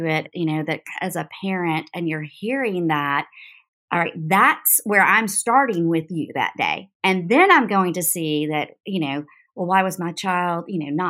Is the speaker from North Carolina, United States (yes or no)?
yes; North Carolina, United States; now in South Carolina, United States; I'm from North Carolina